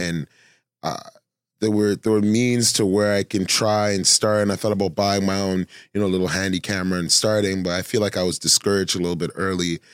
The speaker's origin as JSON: {"language": "English", "town": "Toronto", "region": "Ontario", "country": "Canada"}